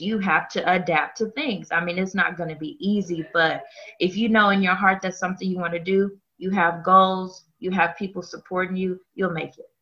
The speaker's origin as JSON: {"language": "English", "town": "Dallas", "region": "Texas", "country": "United States", "said": "I am originally from Dallas, Texas. So I'm, I'm a Dallas girl to the heart of me"}